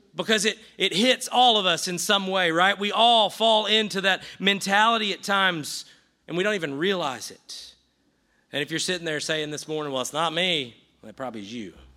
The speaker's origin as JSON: {"language": "English", "region": "the South", "country": "United States", "tie": "born or raised there", "said": "I grew up in the South"}